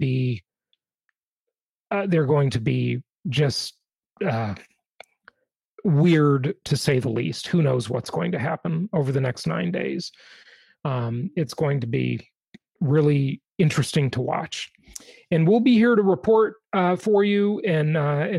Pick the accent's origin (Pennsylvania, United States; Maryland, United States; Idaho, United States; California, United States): California, United States; Los Angeles; also born or lived in Orange County; I grew up in Los Angeles